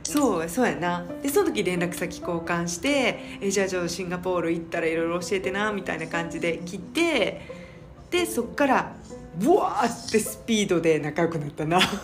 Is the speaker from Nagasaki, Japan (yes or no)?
no; Hyogo, Japan; moved away as an adult; also born or lived in Osaka / United Kingdom; now in Singapore; 生まれは大阪で兵庫県育ちですでえっ、ー、とずっと兵庫県で育って